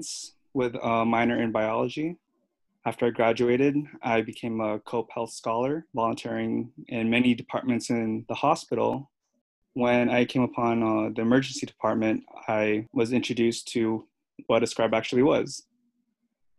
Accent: Philippines; moved away as an adult; now in United States; I am Filipino, 27 years old. After high school, I pursued pre-med in the Philippines

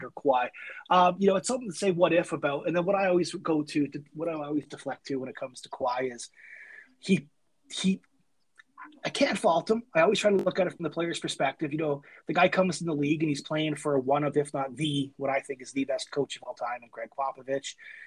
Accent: Canada; We're Canadian

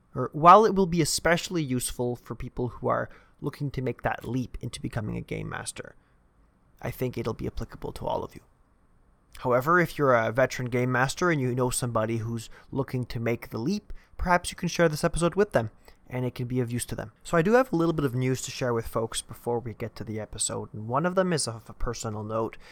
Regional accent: Canada; I'm also Canadian

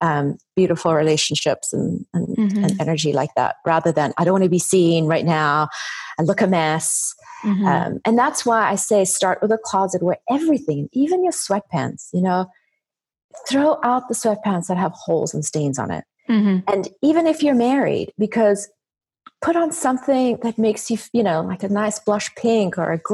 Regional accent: South Africa; So being South African, my dad's side of the family are all Italian, and that has influenced my style tremendously.

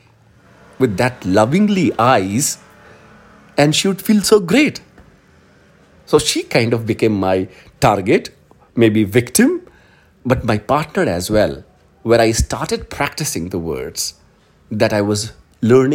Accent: Hindi heartland, India; English is a second language; we are from Hindi heartland

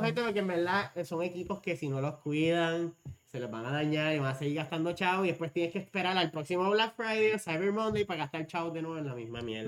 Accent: Puerto Rico; nosotros como boricuas

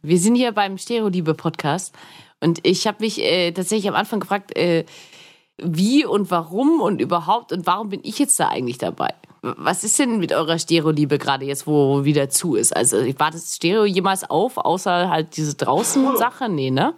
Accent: Augsburg, Bavaria, Germany; moved away; also born or lived in Erlangen; in meiner Heimatstadt Augsburg

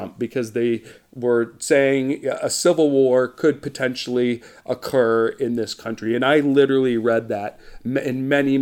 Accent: United States; also born or lived in Beverly Hills; as an American

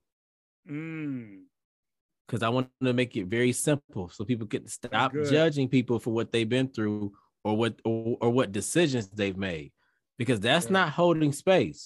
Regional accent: Detroit, Michigan, United States; I'm from Detroit.

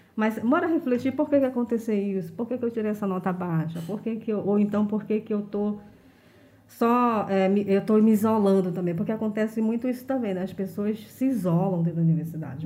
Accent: Manaus, Amazonas, Brazil; eu sou de um bairro de periferia, eu sou da Compensa, né? Sempre morei na Compensa

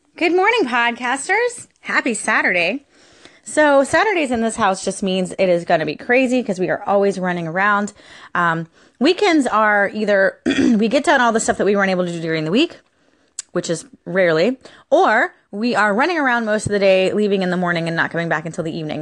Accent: Florida, United States; Florida has been my hometown since I was born. I was born here in Florida

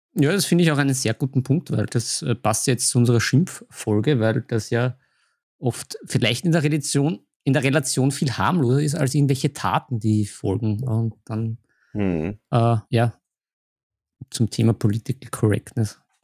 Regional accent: Vienna, Austria; als Wiener

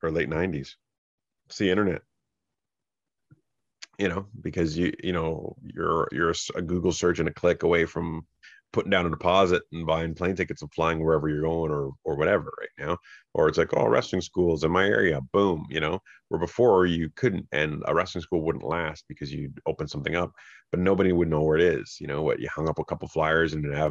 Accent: Fort Erie, Ontario, Canada; also born or lived in Niagara Falls; I grew up in Fort Erie

